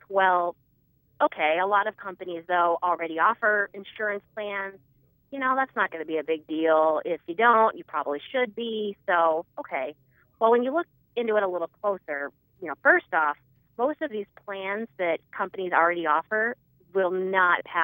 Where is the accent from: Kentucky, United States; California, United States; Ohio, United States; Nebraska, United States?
Nebraska, United States; Omaha; moved away as an adult; also born or lived in Washington, D.C.; I am originally from Nebraska. I'm a native Nebraskan from Omaha